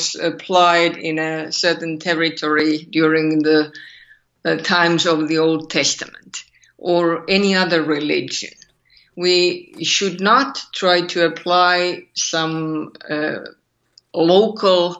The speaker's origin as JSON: {"language": "English", "country": "Finland", "accent": "Finnish", "second_language": "English", "said": "my terrible Finnish accent"}